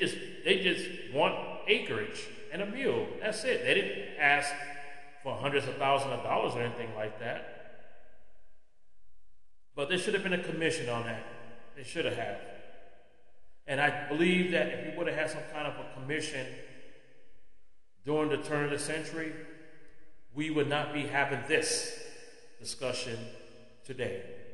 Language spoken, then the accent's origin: English; California, United States; moved away; Because I'm from California myself, born and raised. Still got my three sisters living out there